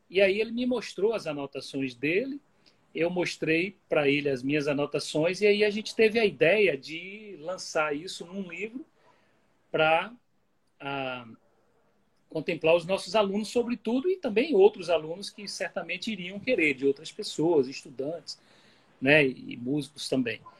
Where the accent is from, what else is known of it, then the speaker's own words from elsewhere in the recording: Bahia, Brazil; now in Pernambuco, Brazil; eu já sou, para minha família, eu já sou mais pernambucano até do que baiano. Agora, para os pernambucanos, eles dizem assim, o seu sotaque é um pouquinho diferente.